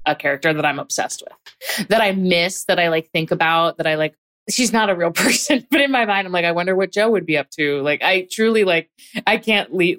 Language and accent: English; Hatboro, Pennsylvania, United States; I grew up in a pretty small town. Um, it was a small town surrounded by other towns. So it's not like it was remote or anything. It just, it was definitely small town vibes. Um, called Hatboro